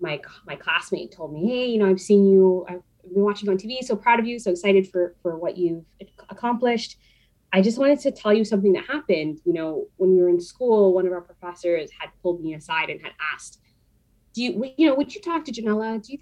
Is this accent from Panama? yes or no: yes; Panama; born there; I was born in Panama to Spanish speaking parents. I speak a little bit of Spanish.